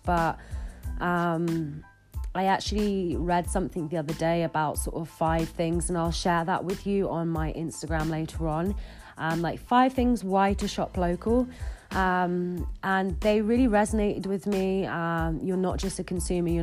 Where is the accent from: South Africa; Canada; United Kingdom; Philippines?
United Kingdom; Bristol, South West England; moved away as an adult; now in Bath, United Kingdom; growing up in Bristol